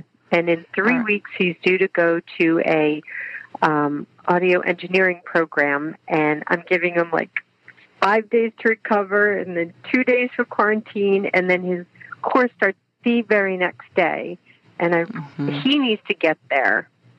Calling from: Raleigh, North Carolina, United States; I'm calling from Raleigh, North Carolina.

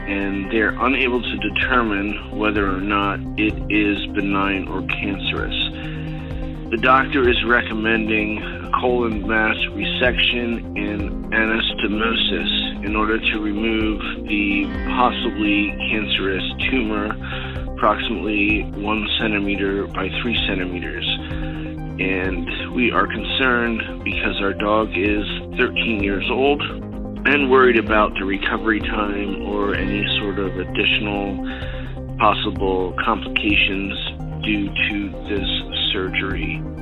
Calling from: Philadelphia, Pennsylvania, United States

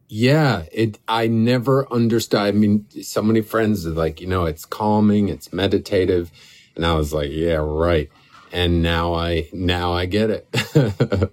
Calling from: Catskill Mountains, New York, United States; I'm calling you from the Catskill Mountains

